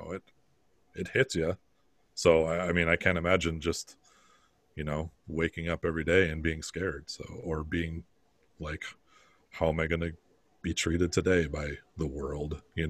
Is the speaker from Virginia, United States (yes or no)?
no; Bovey, Minnesota, United States; Most of us grew up in Minnesota where it's 80% white. And then, you know, I came from Bovee, Minnesota